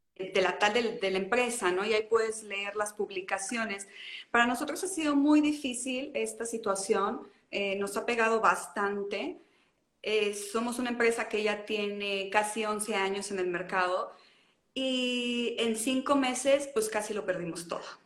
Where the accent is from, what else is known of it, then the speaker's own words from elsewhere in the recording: León, Guanajuato, Mexico; en la ciudad de origen, donde yo, yo de donde yo nací, que es León